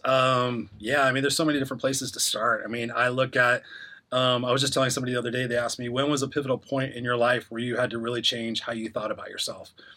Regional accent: Inglewood, California, United States; also born or lived in Los Angeles; I grew up in Inglewood where I was the only white kid on my street

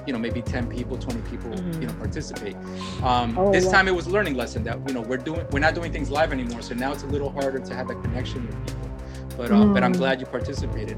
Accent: New York City, New York, United States; I'm from the Bronx

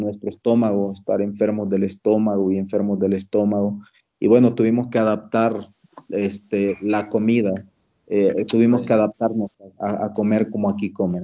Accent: Iguala, Guerrero, Mexico; born or raised there; moved away as an adult; also born or lived in Jiutepec, Morelos, Mexico; now in Cusco, Peru

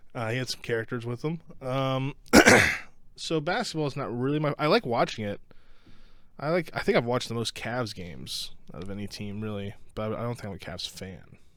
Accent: Ohio, United States

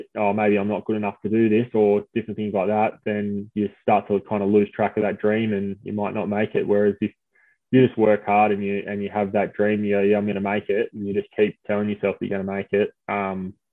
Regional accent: Smithton, Tasmania, Australia; moved away; when I was growing up in Smithton and playing footy

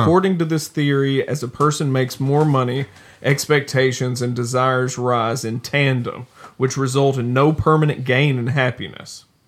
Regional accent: the South, United States; being from the South

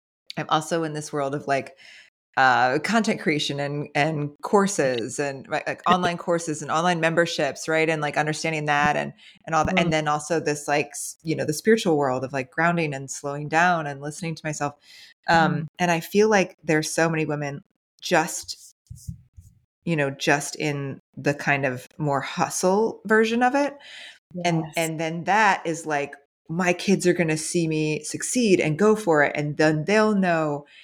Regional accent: New Jersey, United States; moved away; also born or lived in Franklin, Tennessee; I was raised in New Jersey.

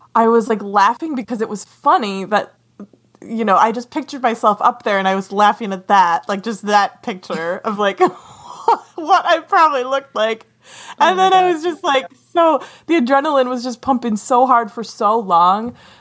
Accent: Wisconsin, United States; moved away as an adult; also born or lived in Ithaca, New York / Boston, Massachusetts; now in Michigan, United States; I'm from Wisconsin, but then I went to Ithaca College

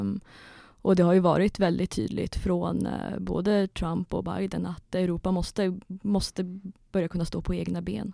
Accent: Kiruna, Norrbotten County, Sweden; moved away; jag är ju från Kiruna ursprungligen, så jag började skriva på Kiruna-tidningen som 14-åring

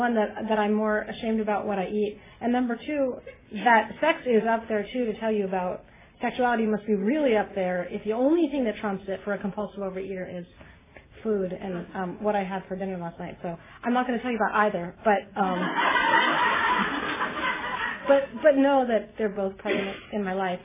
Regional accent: Beverly Hills, California, United States; I grew up in Beverly Hills

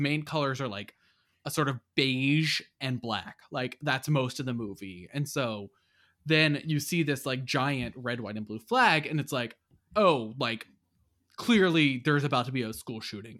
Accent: United States

